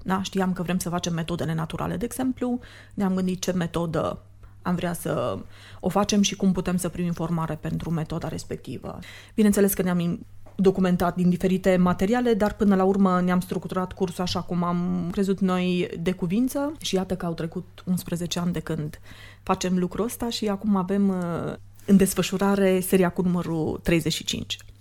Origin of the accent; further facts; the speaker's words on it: Sibiu, Sibiu County, Romania; moved away as an adult; also born or lived in Austria; now in Cluj-Napoca, Romania; Eu vin de la Sibiu, am venit în Cluj în 92 la facultate